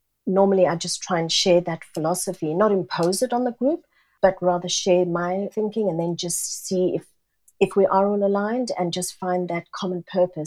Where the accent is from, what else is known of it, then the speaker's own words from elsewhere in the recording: South Africa; moved away as an adult; also born or lived in Singapore; now in London, United Kingdom; being born and brought up in South Africa, where we were a very multicultural nation.